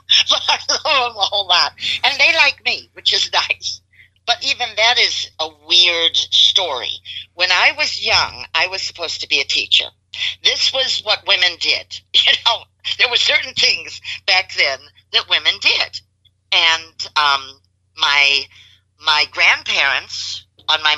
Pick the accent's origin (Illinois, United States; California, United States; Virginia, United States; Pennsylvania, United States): Illinois, United States; Chicago; moved away as an adult; now in Houston, United States; I was born and raised in Chicago. I left there in 1970